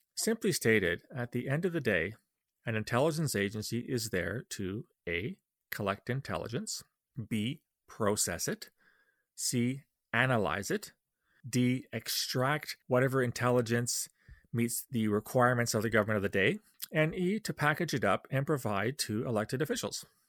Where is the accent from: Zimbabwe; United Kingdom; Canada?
Canada; as a Canadian